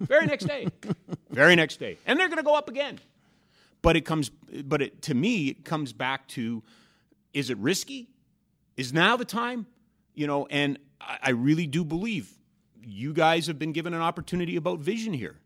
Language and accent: English; Edmonton, Alberta, Canada; now in Calgary, Canada; back in the early eighties when I was growing up in Edmonton